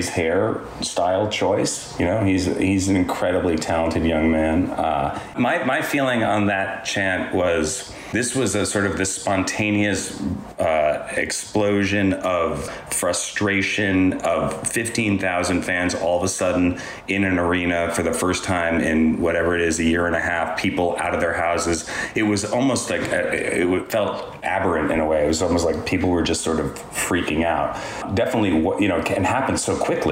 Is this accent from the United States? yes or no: yes; New York, United States; I'm a New Yorker, too